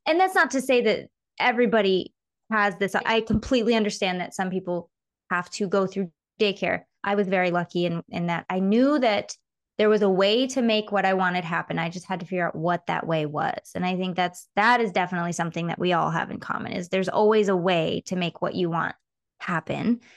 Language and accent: English; Michigan, United States; moved away as an adult; also born or lived in Los Angeles; I grew up in Michigan